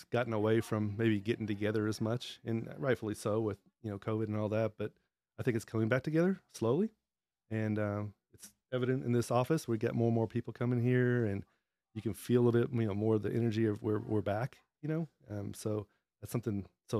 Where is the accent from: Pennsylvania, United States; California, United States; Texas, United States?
Texas, United States; Dallas; I grew up in Dallas